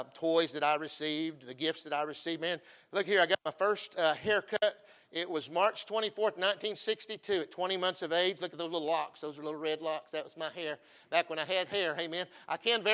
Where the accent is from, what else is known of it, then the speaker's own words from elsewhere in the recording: Texas, United States; I'm a Texan